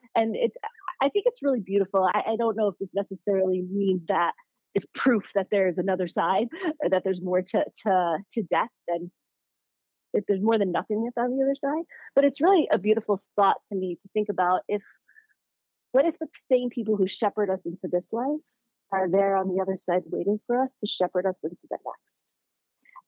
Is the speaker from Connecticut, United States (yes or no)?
yes; Connecticut, United States; moved away as an adult; also born or lived in New York; now in San Francisco, United States; I grew up in Connecticut